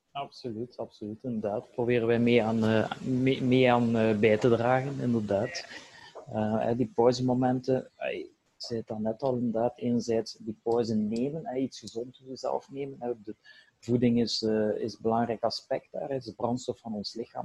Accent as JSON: {"language": "Dutch", "country": "Belgium", "said": "bij wij als Belgen"}